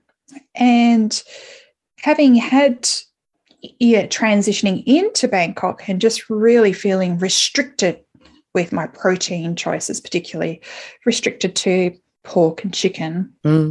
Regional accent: Adelaide, South Australia, Australia; moved away as an adult; now in Melbourne, Australia; I'm living in Melbourne, and I haven't lived in Melbourne before, my hometown is Adelaide

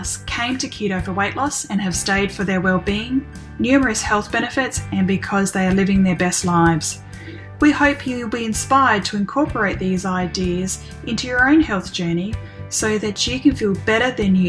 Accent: Australia; accent: Aussie; being a fellow Aussie

